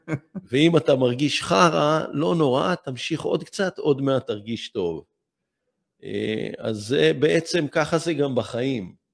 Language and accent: Hebrew; Israel; כל הילדות שלי, אני נולדתי בקיבוץ